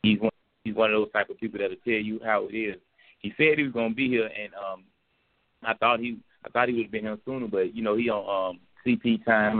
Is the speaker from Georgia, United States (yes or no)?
yes; Decatur, Georgia, United States; we're gonna hit my hometown, Decatur, the deck. You know what I'm saying? Atlanta, Georgia